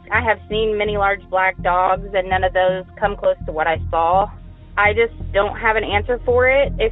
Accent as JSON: {"language": "English", "region": "Missouri", "country": "United States", "also_born_or_lived": "Baton Rouge, Louisiana", "said": "I'm from Missouri and I went to college in Baton Rouge, Louisiana."}